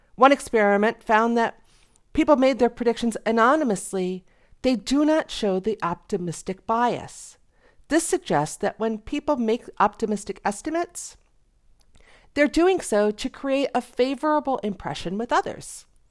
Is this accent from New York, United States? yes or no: yes; Western New York, United States; moved away; I grew up in Western New York